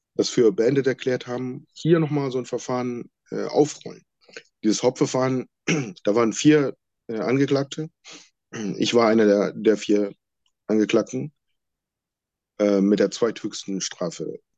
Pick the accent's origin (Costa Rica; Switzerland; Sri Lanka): Sri Lanka; now in Germany; Wir kommen ursprünglich ähm, alle aus Sri Lanka und gehören zu der Volksgruppe der Tamilen